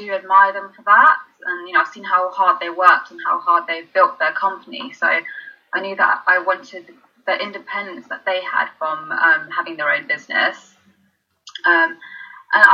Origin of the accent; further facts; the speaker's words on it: London, United Kingdom; also born or lived in Birmingham; I'm from London